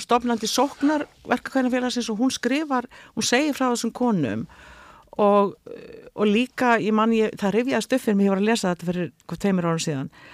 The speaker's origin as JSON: {"language": "Icelandic", "country": "Iceland", "also_born_or_lived": "United States", "moved": "as an adult", "said": "ég er frá Íslandi"}